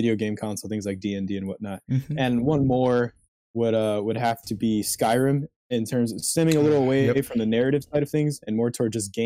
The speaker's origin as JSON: {"language": "English", "town": "Chicago", "region": "Illinois", "country": "United States", "said": "I'm from Chicago. So right now I'm just home due to the pandemic"}